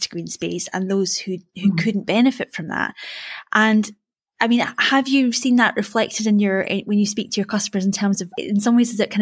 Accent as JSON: {"language": "English", "area": "Perthshire", "region": "Scotland", "country": "United Kingdom", "moved": "yes", "said": "I'm from Perthshire originally"}